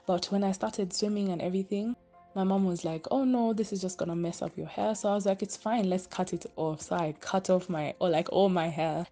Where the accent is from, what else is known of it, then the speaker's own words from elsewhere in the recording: Kenya; I'm Kenyan